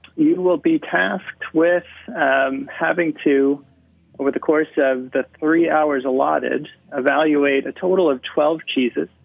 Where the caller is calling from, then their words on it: Portland, Oregon, United States; I'm calling in from Portland, Oregon.